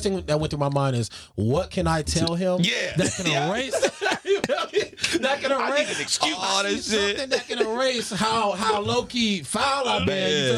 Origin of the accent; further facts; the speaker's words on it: Carson, California, United States; I'm from Carson